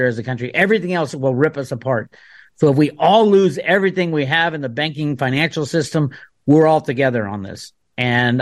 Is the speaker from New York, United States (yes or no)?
no; Oakland, California, United States; I grew up in Oakland